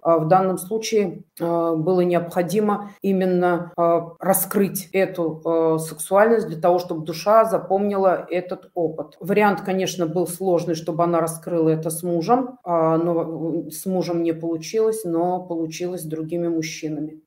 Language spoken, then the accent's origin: Russian; Tatarstan, Russia; я родилась э, в Татарстане